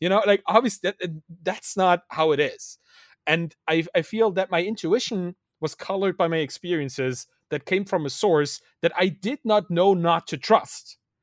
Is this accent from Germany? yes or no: yes; Dresden, Saxony, Germany; moved away; I grew up in East Germany. I was, was born in the, in the East, a, a country that doesn't exist anymore